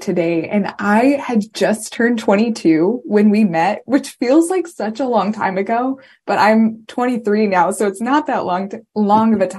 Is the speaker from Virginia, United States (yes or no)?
yes; Virginia, United States; also born or lived in Washington, District of Columbia, United States; I am from Virginia